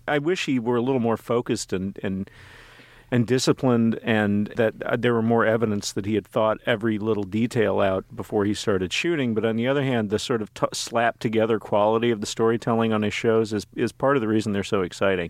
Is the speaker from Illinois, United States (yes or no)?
no; Texas, United States; I grew up in Texas